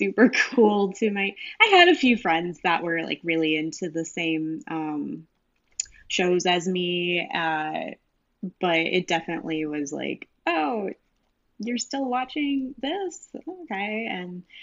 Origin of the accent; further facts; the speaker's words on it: Orange County, California, United States; I grew up in Orange County in California